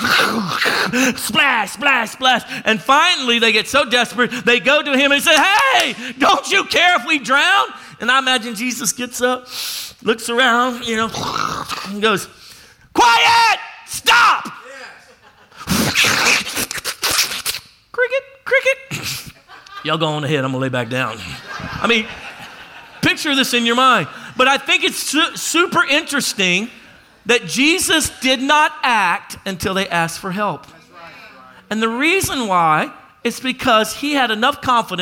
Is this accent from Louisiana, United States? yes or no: yes; Louisiana, United States; I'm from Louisiana. And I've been out on the water my whole life